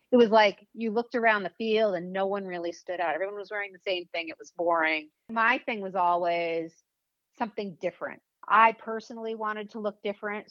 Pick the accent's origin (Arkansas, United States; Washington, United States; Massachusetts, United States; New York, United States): Massachusetts, United States; Weston; moved away as an adult; also born or lived in Los Angeles; Weston, Mass, is okay. where I grew up